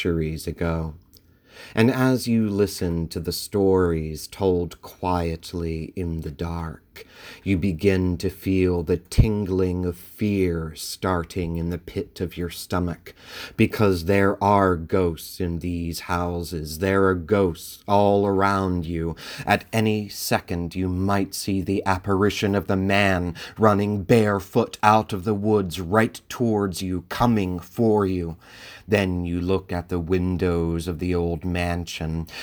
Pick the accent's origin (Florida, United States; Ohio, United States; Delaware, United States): Delaware, United States; Sussex County; moved away as an adult; also born or lived in Glenside, Pennsylvania; now in Philadelphia, United States; I was born and raised in Sussex County, Delaware.